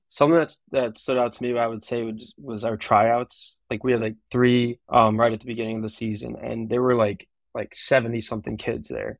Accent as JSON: {"language": "English", "area": "Long Island", "region": "New York", "country": "United States", "tie": "born or raised there", "said": "I'm from Long Island"}